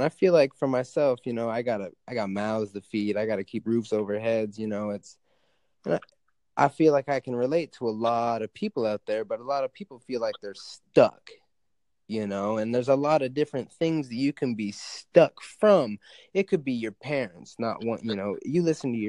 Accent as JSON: {"language": "English", "region": "Alaska", "country": "United States", "tie": "born or raised there", "said": "I live in Alaska. I grew up in Alaska"}